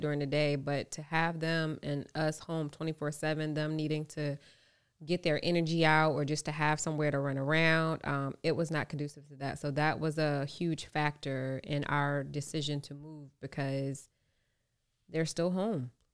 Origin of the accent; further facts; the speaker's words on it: Norfolk, Virginia, United States; moved away as an adult; also born or lived in Los Angeles; I grew up in Norfolk.